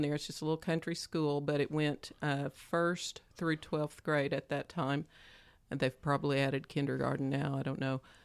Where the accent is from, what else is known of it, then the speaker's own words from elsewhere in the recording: Stilwell, Oklahoma, United States; I grew up around Stillwell, Oklahoma